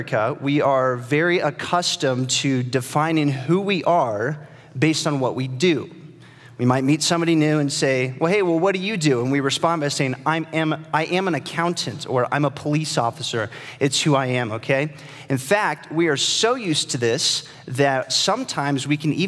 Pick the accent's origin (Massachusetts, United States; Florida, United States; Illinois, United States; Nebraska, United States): Nebraska, United States; I'm from Nebraska